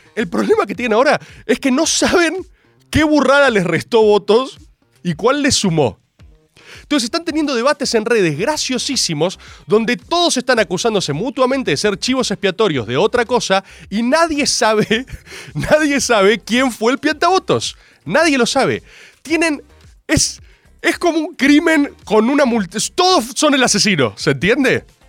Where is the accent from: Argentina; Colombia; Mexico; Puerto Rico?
Argentina; Soy argentino